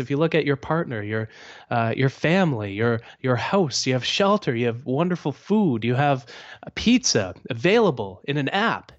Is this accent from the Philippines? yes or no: no; Canada; I'm Canadian